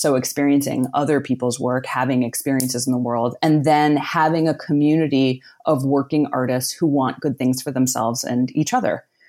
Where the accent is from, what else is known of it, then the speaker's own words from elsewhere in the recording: outside of Pittsburgh, Pennsylvania, United States; I grew up outside of Pittsburgh, Pennsylvania in a small working class town.